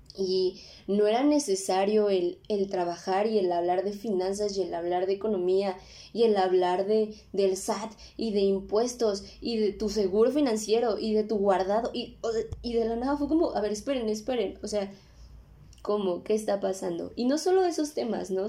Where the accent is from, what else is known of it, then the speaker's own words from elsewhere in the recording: Mexico City, Mexico; soy de la Ciudad de México